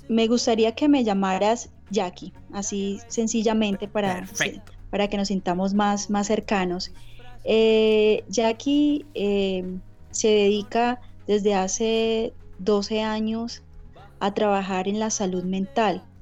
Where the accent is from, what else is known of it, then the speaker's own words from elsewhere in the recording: Cúcuta, Norte de Santander, Colombia; Yo soy de Cúcuta, norte de Santander, eh, Cúcuta es la frontera, está en la frontera, somos vecinos de Venezuela